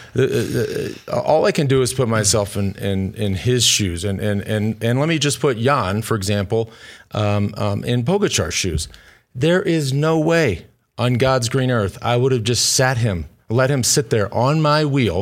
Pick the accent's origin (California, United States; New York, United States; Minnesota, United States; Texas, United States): Texas, United States; Austin; my hometown of Austin, Texas